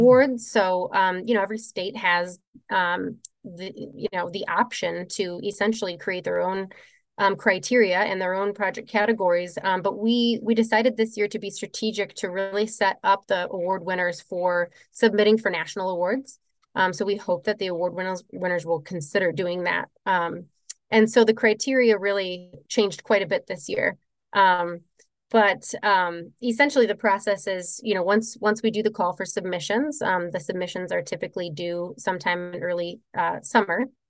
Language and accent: English; Midwest, United States; moved away as an adult; also born or lived in Colorado; I was raised in the Midwest